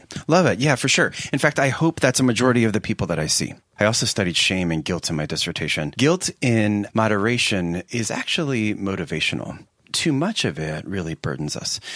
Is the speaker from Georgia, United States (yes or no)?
no; Philadelphia, Pennsylvania, United States; now in Seattle, United States; I'm from the Philadelphia area, and in fact, by the time I was sixteen, I was living a half a block from Westminster Seminary